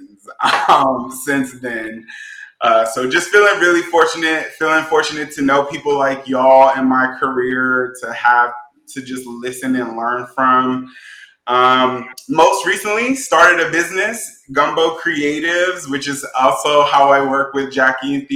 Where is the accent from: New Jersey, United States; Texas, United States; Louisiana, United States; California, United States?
Louisiana, United States; New Orleans; moved away as an adult; also born or lived in Natchitoches, Louisiana; now in Los Angeles, United States; Born and raised in New Orleans